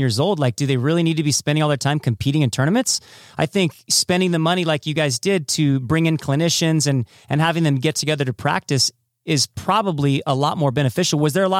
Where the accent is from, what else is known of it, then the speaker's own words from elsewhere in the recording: Nanka, California, United States; when I was a kid growing up in Nanka